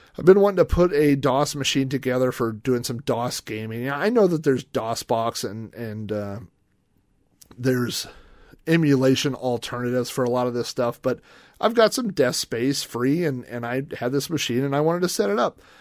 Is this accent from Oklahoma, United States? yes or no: yes; Yukon, Oklahoma, United States; I grew up in Yukon, Oklahoma